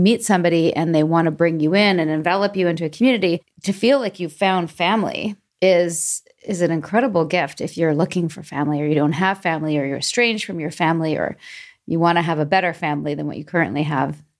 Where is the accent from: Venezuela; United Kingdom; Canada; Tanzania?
Canada; Vancouver, British Columbia; now in Atlanta, United States; Born and raised in Vancouver